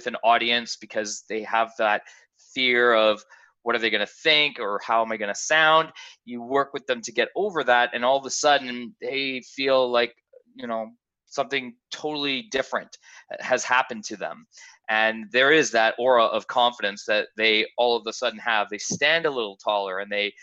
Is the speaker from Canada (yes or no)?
yes; Canada; accent: Canadian; I'm Canadian, if you haven't heard from the accent.